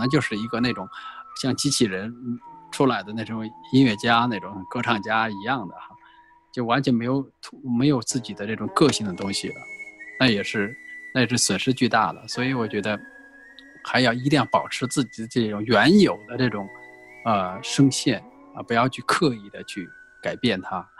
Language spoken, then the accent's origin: Chinese; Guizhou, China; born there; 贵州啊，它又有龙吟的感觉，那个那个感觉啊，也可能啊是神秘的声音啊，所以所以我是出生在那个地方，然后从小我是。